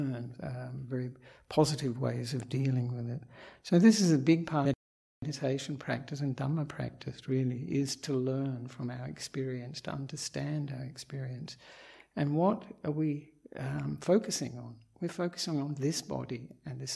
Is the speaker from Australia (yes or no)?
yes; Australia; moved away as an adult; also born or lived in Perth, Western Australia; now in Sri Lanka; I am an Australian monk